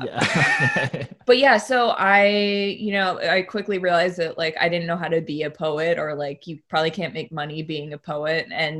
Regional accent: outside of Boston, Massachusetts, United States; moved away; also born or lived in Maine; I'm from New England. So I grew up in... You're a Massel. Yeah, outside of Boston, and I've spent a bunch of time in Maine

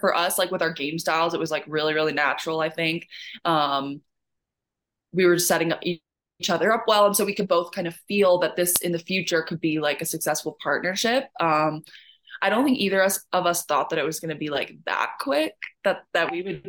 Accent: Canada; I think a lot of people know my story by now and know that I'm also Canadian.

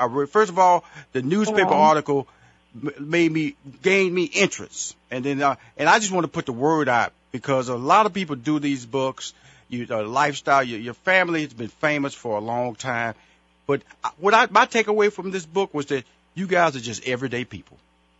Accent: Houston, Texas, United States; I'm from Houston, Texas, so I'm all from that little area.

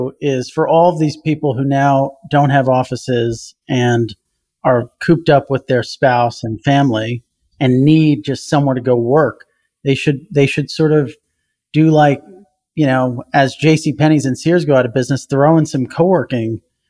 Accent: New Jersey, United States; the Ledgewood Mall where I grew up in New Jersey

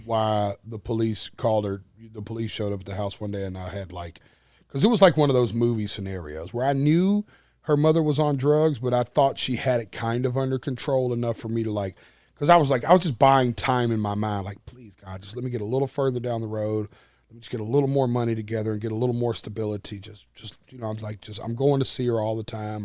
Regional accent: Nashville, Tennessee, United States; accent: twang; I'm playing my hometown arena

